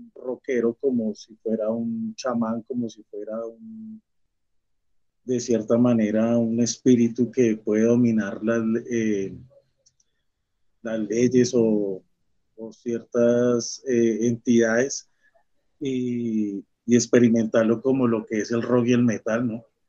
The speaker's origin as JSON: {"language": "Spanish", "country": "Colombia", "said": "como colombianos y como latinoamericanos"}